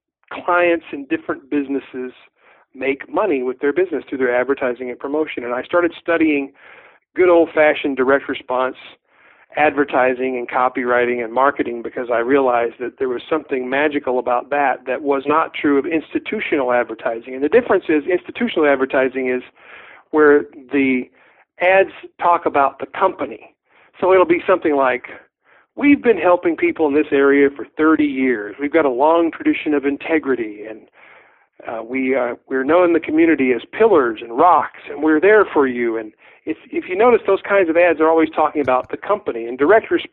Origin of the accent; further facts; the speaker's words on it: Southeast, United States; moved away as an adult; also born or lived in Kentucky / Tennessee / Virginia; now in Spokane, United States; I was born and raised in the Southeast, Kentucky, Tennessee, and Virginia